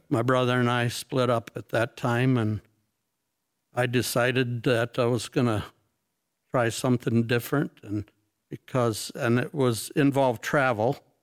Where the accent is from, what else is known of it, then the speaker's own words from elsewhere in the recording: North Muskegon, Michigan, United States; I grew up, uh, North Muskegon area.